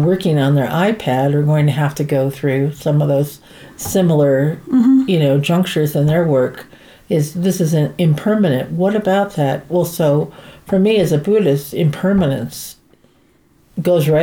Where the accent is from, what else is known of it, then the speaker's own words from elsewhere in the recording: New England, United States; also born or lived in San Francisco; now in New Mexico, United States; I'm from New England